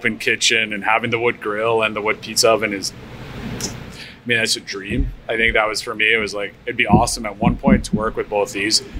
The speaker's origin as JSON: {"language": "English", "town": "Calgary", "region": "Alberta", "country": "Canada", "moved": "yes", "said": "I'm originally from Calgary"}